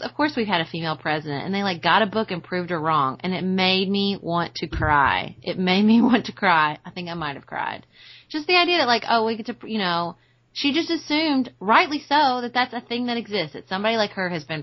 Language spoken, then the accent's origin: English; Paducah, Kentucky, United States; I grew up in Paducah with a female mayor